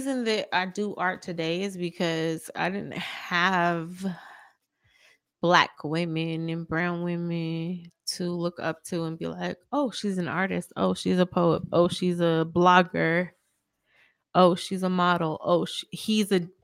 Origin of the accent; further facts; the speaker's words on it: St. George, Utah, United States; now in Las Vegas, United States; my hometown in St. George, Utah